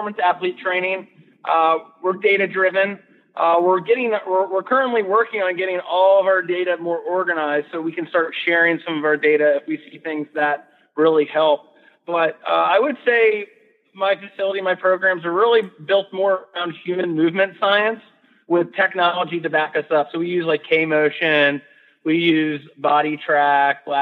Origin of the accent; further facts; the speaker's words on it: Gaithersburg, Maryland, United States; I come from Gaithersburg, Maryland, which is a pretty busy suburb just outside D.C.